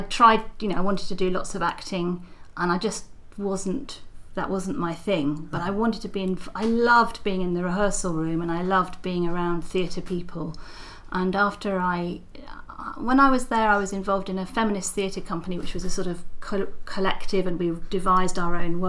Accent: Oxford, South East England, United Kingdom; I was born in Oxford.

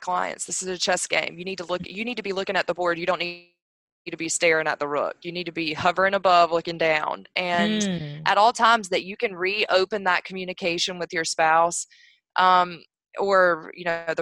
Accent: North Carolina, United States; North Carolina is my home state

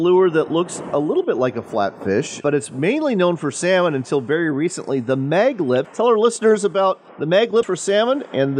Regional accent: Wenatchee, Washington, United States; near my hometown of Wenatchee, Washington.

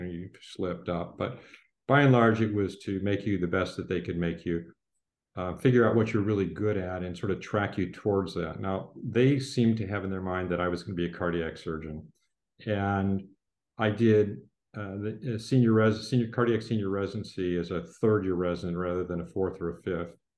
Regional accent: Detroit, Michigan, United States; moved away as an adult; also born or lived in Ann Arbor, Michigan / Philadelphia / Boston; I was born in Ann Arbor, Michigan. Uh, my father was a urology resident at the time. Yeah. And um, my early childhood was in Philadelphia, but we moved back to the Detroit area where my entire family is located and is from. Born and raised there.

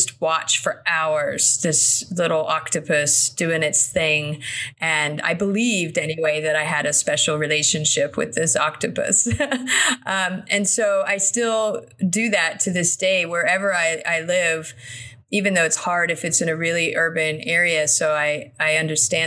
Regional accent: South Florida, United States; I grew up in South Florida

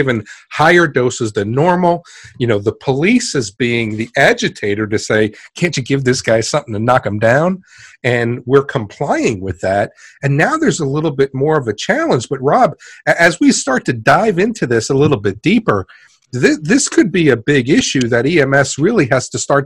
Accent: New York City, New York, United States; I'm actually from Queens

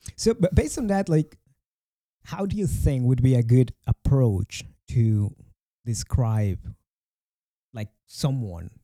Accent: Mexico; English is a second language

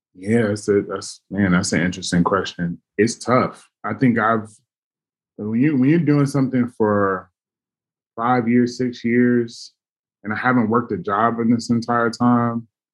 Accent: Los Angeles, California, United States; now in Oakland, United States; my hometown

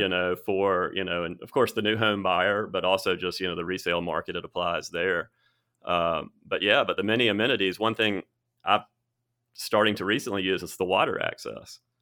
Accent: Birmingham, Alabama, United States; moved away as an adult; also born or lived in Cherokee Bend; now in Tuscaloosa, United States; I grew up in Birmingham. I moved here, let's see, twenty twelve, I was thirty-two

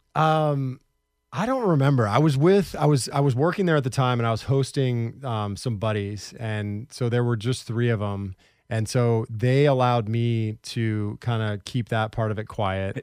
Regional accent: Portland, Oregon, United States; also born or lived in Orlando; I grew up in Southeast Portland

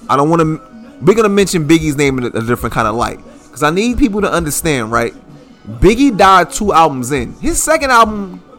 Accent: Brooklyn, New York, United States; So I'm from Brooklyn.

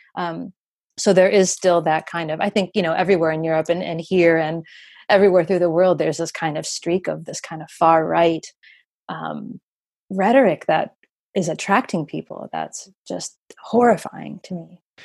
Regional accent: United States; as an American

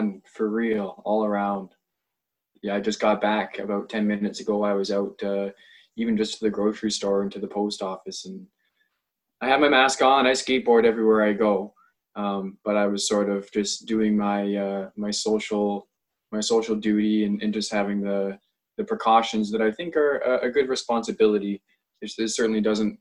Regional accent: Ontario, Canada; now in White Rock, Canada; I grew up in Ontario, in somewhat of a rural community

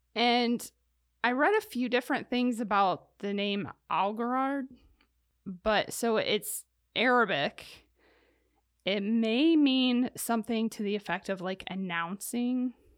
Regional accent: Ohio, United States; I come from Ohio in a city

